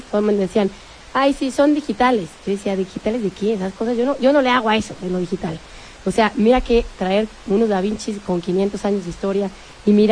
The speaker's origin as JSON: {"language": "Spanish", "town": "Salamanca", "region": "Castile and León", "country": "Spain", "moved": "as an adult", "lives_now": "Madrid, Spain", "said": "Yo 20. Y entonces, este, porque me fui de Salamanca a Madrid."}